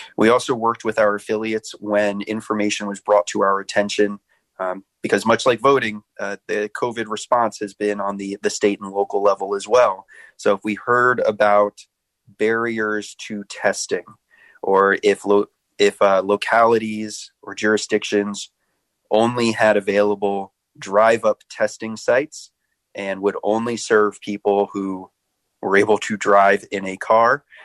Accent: Annapolis, Maryland, United States; moved away; I grew up in Annapolis, Maryland

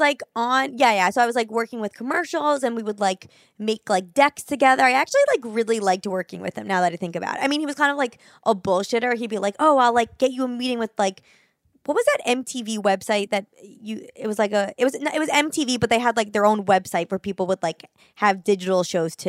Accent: New York City, New York, United States; growing up in New York City

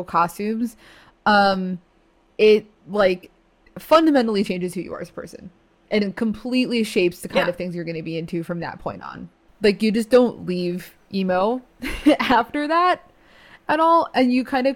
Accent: New Jersey, United States; I grew up in the town where … was born

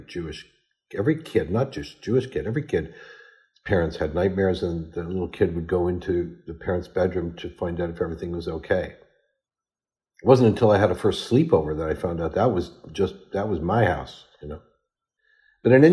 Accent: Ottawa, Ontario, Canada; my hometown, Ottawa

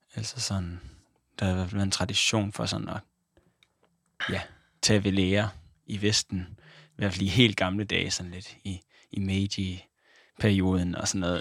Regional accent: Denmark; født i Danmark

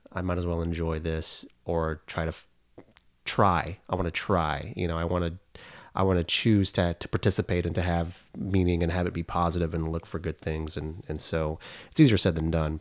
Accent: Oklahoma, United States; I'm from Oklahoma, went to the University of Oklahoma.

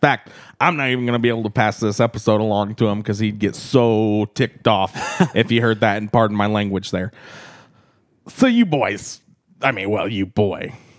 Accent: Chicago, Illinois, United States; moved away as an adult; now in Tallahassee, United States; I'm from Chicago, but I relocated to the Tallahassee, Florida there to be with the ….

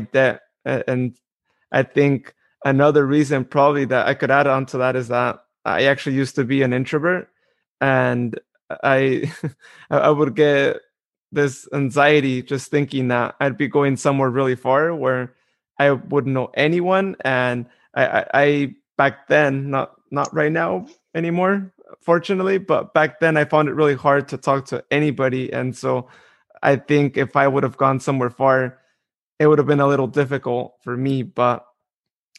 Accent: Modesto, California, United States; my hometown in Modesto, California

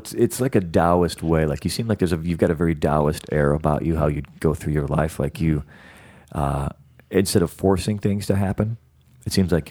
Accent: Illinois, United States; you can also tell I'm from Illinois.

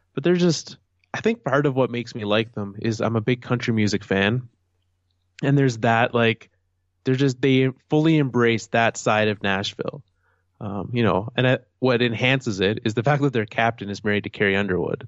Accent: Canada; also born or lived in Calgary; As a Canadian, as someone from Canada

